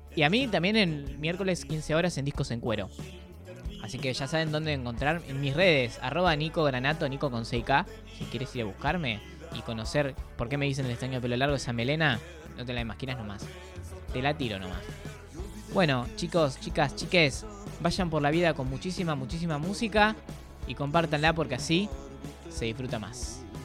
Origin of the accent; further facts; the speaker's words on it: Avellaneda, Buenos Aires Province, Argentina; los que somos de Avellaneda